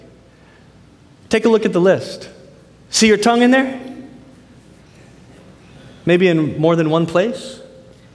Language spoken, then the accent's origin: English; United States; as a Filipino American, grew up in the States